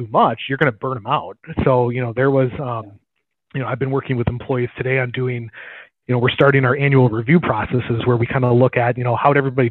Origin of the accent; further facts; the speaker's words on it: Green Bay, Wisconsin, United States; I grew up in the Green Bay area and then have kind of moved to different areas